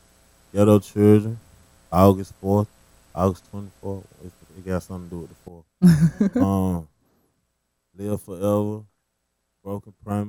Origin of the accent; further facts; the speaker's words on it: Atlanta, Georgia, United States; Yeah, Atlanta.